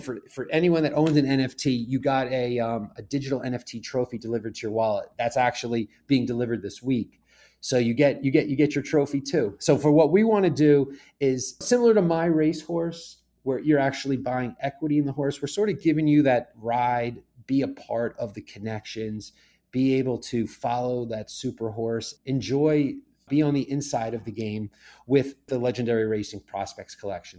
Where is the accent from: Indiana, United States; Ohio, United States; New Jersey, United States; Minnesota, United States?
New Jersey, United States; Rumson; moved away as an adult; also born or lived in Saratoga Springs, New York; I grew up in Rumson, New Jersey, five minutes from Monmouth Park